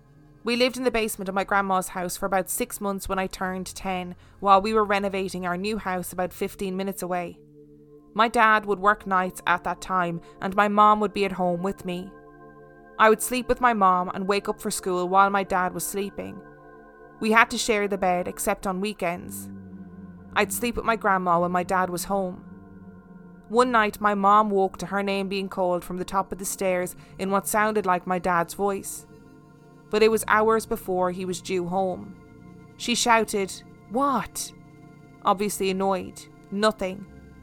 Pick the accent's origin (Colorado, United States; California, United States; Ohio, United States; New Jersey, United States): Colorado, United States; Denver; born or raised there